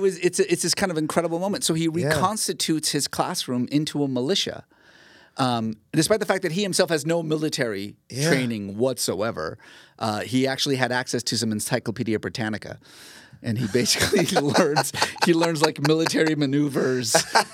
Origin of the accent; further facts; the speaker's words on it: Iran; growing up in Iran, there were elementary schools named Howard Baskerville Elementary School.